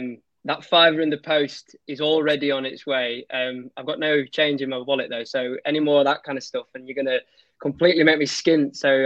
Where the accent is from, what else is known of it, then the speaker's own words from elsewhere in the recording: Pontefract, Yorkshire and the Humber, United Kingdom; Yeah, well, I'm Yorkshire born and bred, although my accent, as my friends tell me, doesn't really suggest that. I'm from Pontefract, if anybody knows where that is.